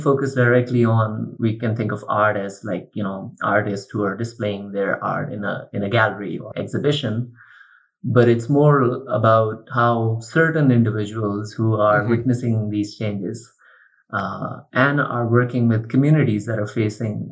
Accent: Pakistan; also born or lived in Chapel Hill, North Carolina; Growing up in Pakistan

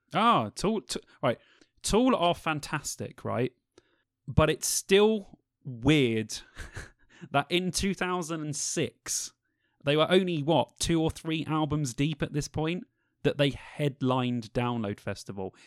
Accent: London, United Kingdom; we're all from London.

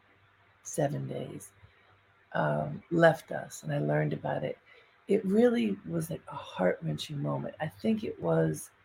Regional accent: Baltimore, Maryland, United States; some people just of note in my family or community growing up in Baltimore

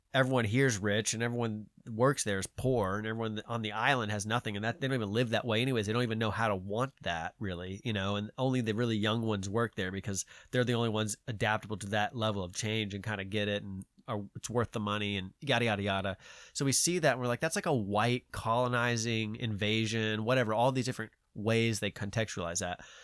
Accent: Georgia, United States; I'm from Georgia

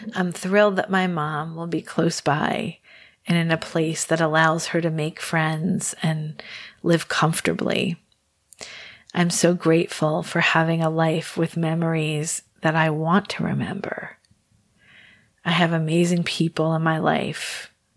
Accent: New York City, New York, United States; I was born in New York Presbyterian Hospital, right across the river from Roosevelt Island

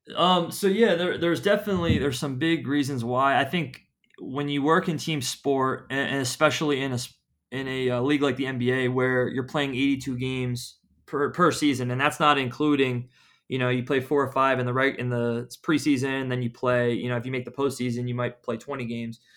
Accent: Philadelphia, Pennsylvania, United States; moved away as an adult; also born or lived in Tampa, Florida / Atlanta / Phoenix; I, I'm from Philadelphia.

